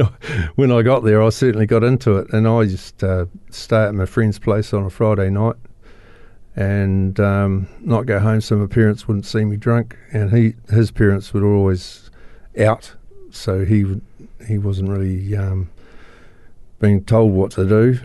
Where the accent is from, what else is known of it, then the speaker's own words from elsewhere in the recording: Christchurch, Canterbury, New Zealand; I was born here in Christchurch